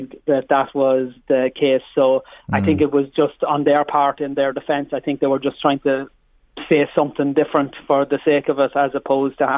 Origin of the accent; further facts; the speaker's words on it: Ireland; we as Irish MEPs